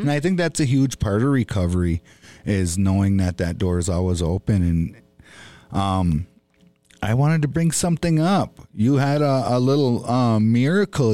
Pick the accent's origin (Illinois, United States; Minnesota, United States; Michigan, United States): Minnesota, United States; Bois Forte Band of Chippewa